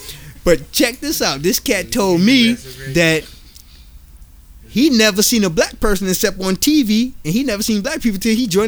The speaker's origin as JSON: {"language": "English", "region": "New York", "country": "United States", "said": "I'm from New York. I don't believe shit unless I see it."}